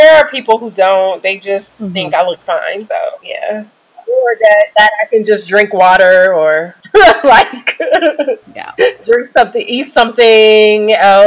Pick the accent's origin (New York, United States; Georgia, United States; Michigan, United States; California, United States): Michigan, United States; Detroit; I am from Detroit